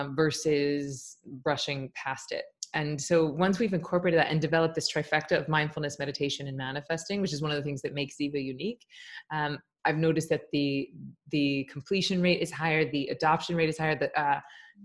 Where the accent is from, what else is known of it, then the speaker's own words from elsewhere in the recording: Tallahassee, Florida, United States; also born or lived in New York; I'm from Tallahassee, Florida. I teach in my hometown